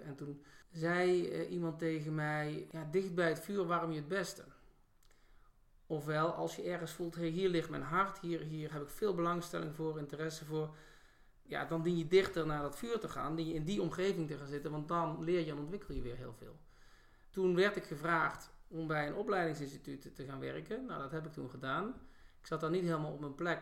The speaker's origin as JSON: {"language": "Dutch", "region": "North Brabant", "country": "Netherlands", "tie": "born or raised there", "also_born_or_lived": "Rotterdam", "moved": "as an adult", "said": "Opgegroeid in Brabant"}